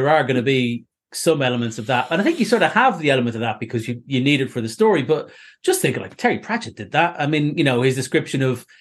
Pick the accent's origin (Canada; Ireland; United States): Ireland; now in United Kingdom